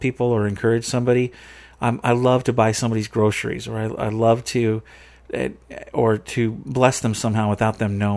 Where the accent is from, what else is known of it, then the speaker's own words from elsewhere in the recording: Aberdeen, Washington, United States; We're all from Aberdeen, Washington.